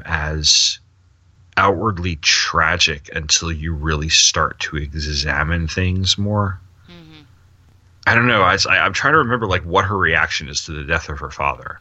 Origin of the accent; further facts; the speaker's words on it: Sayville, New York, United States; I grew up on the South Shore of Long Island. I grew up in the suburbs, clearly suburban, but it was a very small suburban town